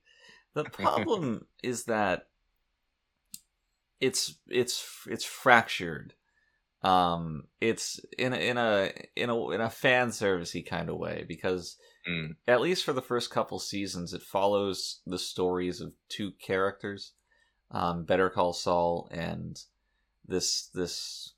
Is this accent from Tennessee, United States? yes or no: no; New Jersey, United States; I mean, I'm from Nuevo Jersey, so I know these things.